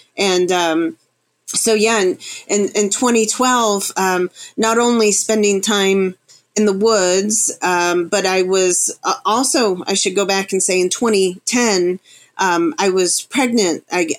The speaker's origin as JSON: {"language": "English", "region": "Florida", "country": "United States", "tie": "born or raised there", "also_born_or_lived": "Chicago, United States / Arkansas, United States", "said": "And prior to that, I was in the Ozarks, the Ozark Mountain Range in Arkansas. But I grew up in South Florida, born in Chicago. So I've been around."}